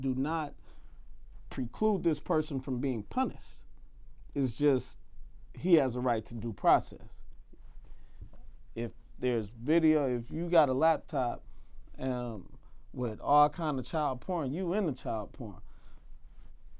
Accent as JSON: {"language": "English", "country": "United States", "said": "I'm an American citizen."}